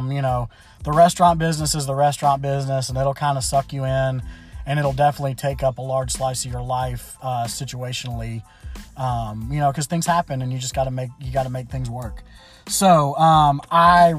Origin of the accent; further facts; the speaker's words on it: Memphis, Tennessee, United States; I was born and raised in Memphis, Tennessee